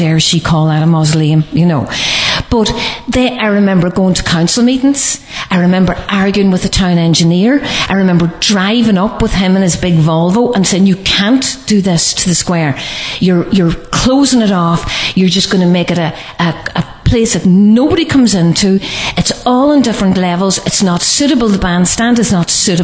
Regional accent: Letterkenny, Ulster, Ireland; this is my hometown. I love Letterkenny. I love Donegal.

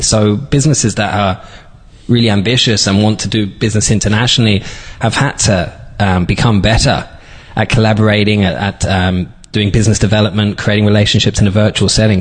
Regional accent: London, United Kingdom; also born or lived in Dublin, Ireland; now in Donegal, Ireland; I'm from from London originally.

